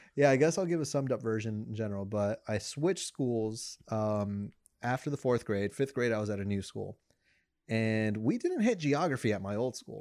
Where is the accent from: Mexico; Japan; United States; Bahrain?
Mexico; first language Spanish; English is a second language; I'm the whitewashed Mexican